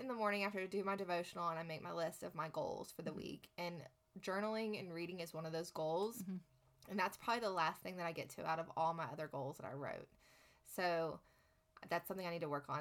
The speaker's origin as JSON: {"language": "English", "town": "Lubbock", "region": "Texas", "country": "United States", "tie": "born or raised there", "moved": "as an adult", "said": "growing up here, growing up in Texas, we, are always taught to give back"}